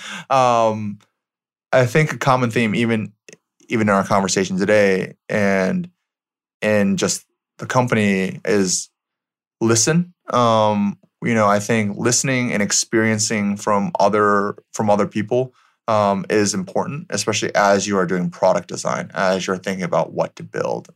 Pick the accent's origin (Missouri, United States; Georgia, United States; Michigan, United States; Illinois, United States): Michigan, United States; moved away; I grew up in Michigan, so middle of America